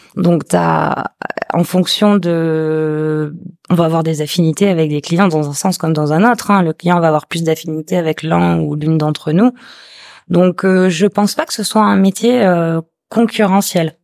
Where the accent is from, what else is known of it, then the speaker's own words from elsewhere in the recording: Toulouse, Occitania, France; moved away as an adult; now in Réunion, France; je suis originaire de Toulouse, et j'ai atterri sur ce caillou, bah, ça va bientôt faire 10 ans